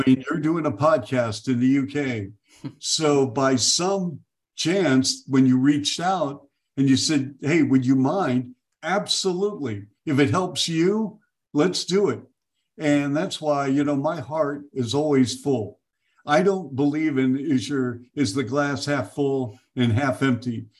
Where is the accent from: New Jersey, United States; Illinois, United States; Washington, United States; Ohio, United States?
Washington, United States; Seattle; moved away; I grew up in Seattle